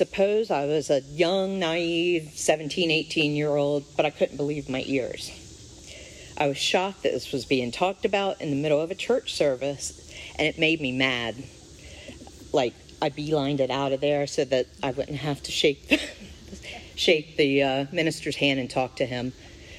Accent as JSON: {"language": "English", "region": "Eastern Shore", "country": "United States", "tie": "born or raised there", "said": "I grew up here on the Eastern Shore"}